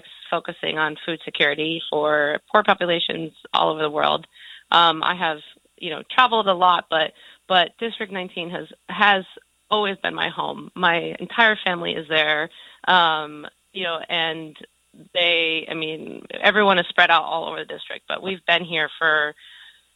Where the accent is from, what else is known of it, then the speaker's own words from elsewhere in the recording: Cooperstown, New York, United States; moved away; I am from Cooperstown, and you know, my family has been in the Cooperstown area for literally 8 generations